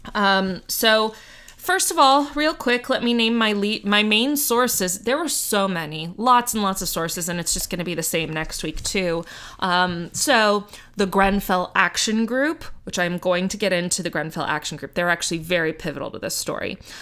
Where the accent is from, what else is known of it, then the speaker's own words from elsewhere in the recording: United States; I'm American